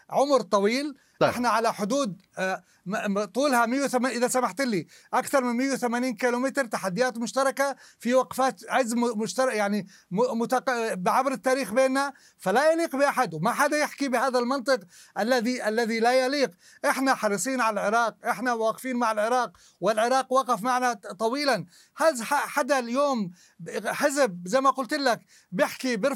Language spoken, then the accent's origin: Arabic; Jordan; الأردن وقفته مع العراقيين وأشقائه وقفة طويلة بكل المجالات أنا ما بدي أتحدث فيها وهذا واجبنا كأردنيين